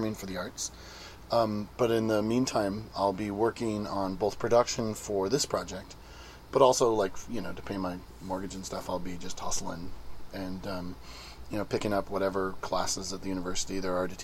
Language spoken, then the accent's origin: English; Santa Cruz, California, United States; I'm from Santa Cruz, California